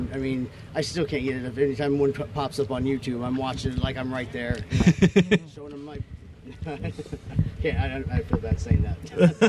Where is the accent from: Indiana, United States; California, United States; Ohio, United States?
California, United States; Elk Grove; I grew up with them in Elk Grove, Sacramento.